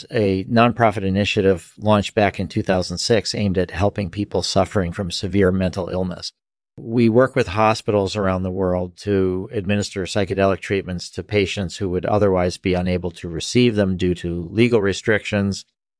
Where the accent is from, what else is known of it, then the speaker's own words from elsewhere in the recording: Boston, Massachusetts, United States; born there; I was born in 1955 in Boston, Massachusetts.